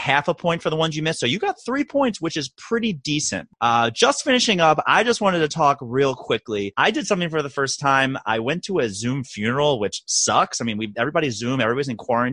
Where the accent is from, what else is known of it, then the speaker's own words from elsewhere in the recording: Owings Mills, Maryland, United States; I'm from Owings Mills, Maryland. Class of 01, 01, 01